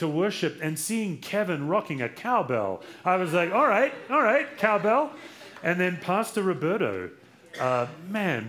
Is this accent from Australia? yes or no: yes; Australia; now in United States; I'm from Australia